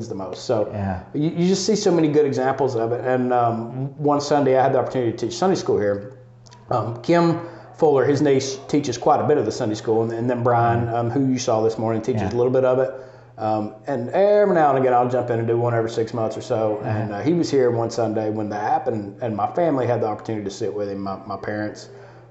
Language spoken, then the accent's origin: English; Northwest Georgia, United States; I grew up in Northwest Georgia